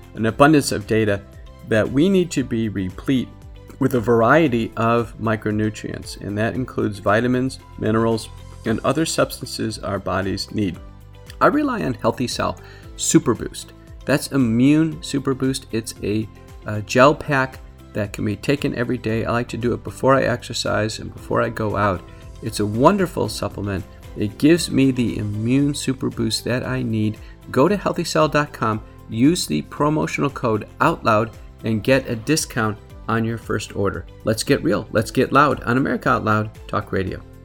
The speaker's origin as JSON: {"language": "English", "country": "United States", "said": "as an American"}